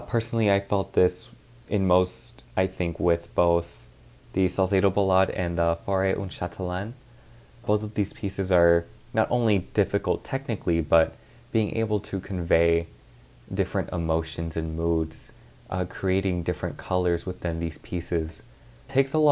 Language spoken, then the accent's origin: English; Dallas, Texas, United States; moved away as an adult; now in Cleveland, United States; I am originally from Dallas, Texas